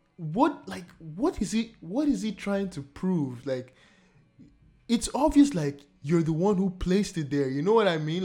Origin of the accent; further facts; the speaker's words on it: Nigeria; now in Canada; my home country, Nigeria